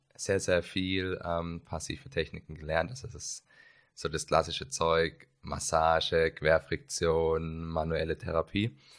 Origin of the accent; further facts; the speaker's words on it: Karlsruhe, Baden-Württemberg, Germany; komme aus Karlsruhe